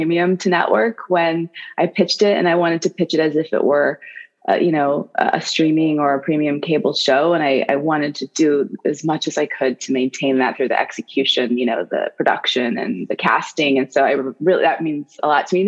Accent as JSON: {"language": "English", "town": "Athens", "region": "Illinois", "country": "United States", "tie": "born or raised there", "said": "I grew up in this very small town of about 1600 people in rural Illinois called Athens"}